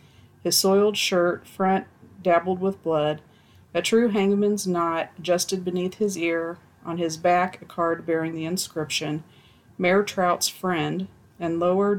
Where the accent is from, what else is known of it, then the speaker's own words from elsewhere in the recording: Zambia; born there; I was born in Zambia. I was born in Zambia in the late 80s in a village that doesn't exist anymore.